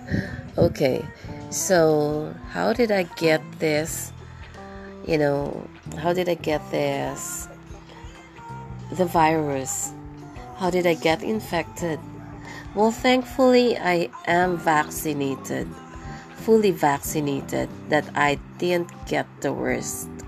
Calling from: Tagkawayan, Calabarzon, Philippines; once again, and I'm podcasting from the Philippines, particularly from here in Tagkawayan. And we are at the southernmost part of Quezon province.

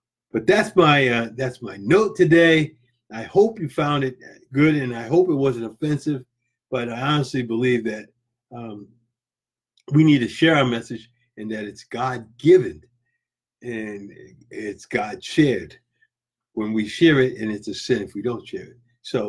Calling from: Florida, United States; I'm coming from Florida here.

